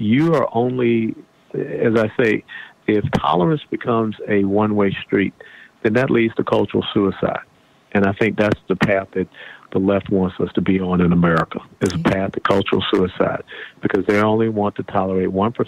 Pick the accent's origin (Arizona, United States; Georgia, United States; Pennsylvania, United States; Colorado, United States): Georgia, United States; Atlanta; when I was a kid growing up in Atlanta